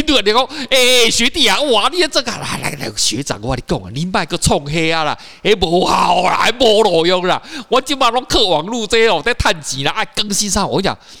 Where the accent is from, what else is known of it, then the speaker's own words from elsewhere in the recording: Taiwan; 我们台湾人比较不知道